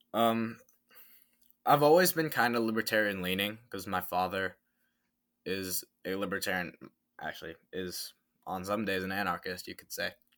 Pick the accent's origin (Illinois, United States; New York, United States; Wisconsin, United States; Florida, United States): Florida, United States; Tampa; I am from Tampa, Florida